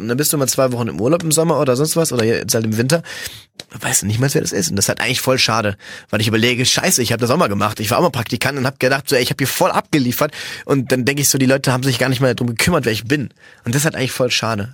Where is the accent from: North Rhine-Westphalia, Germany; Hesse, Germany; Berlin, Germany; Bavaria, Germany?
North Rhine-Westphalia, Germany; Cologne; ich bin ja Kölner